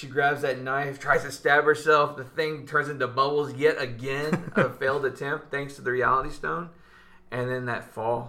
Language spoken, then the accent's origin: English; Minnesota, United States; No, I'm from Minnesota.